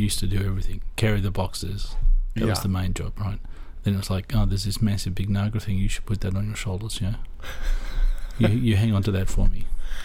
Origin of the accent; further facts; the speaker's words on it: Perth, Western Australia, Australia; I'm from Perth